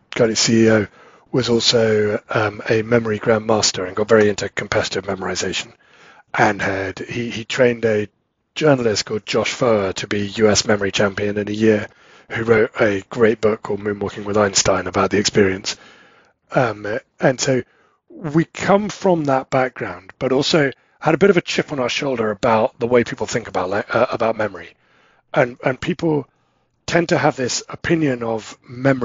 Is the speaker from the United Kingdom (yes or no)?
yes; England, United Kingdom; moved away; both me and my wife, we're both English